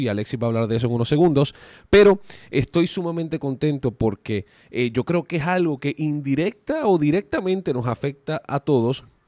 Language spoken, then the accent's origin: Spanish; Puerto Rico; cuando yo era niño, creciendo en Puerto Rico, yo crecí en la playa